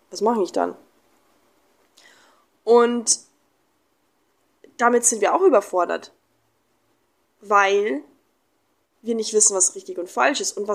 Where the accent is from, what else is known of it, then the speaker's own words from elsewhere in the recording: Germany; now in Mexico; ich war dann vier, vier Wochen in Deutschland, ähm, in meiner Heimat. Und dann bin ich wieder nach Mexiko.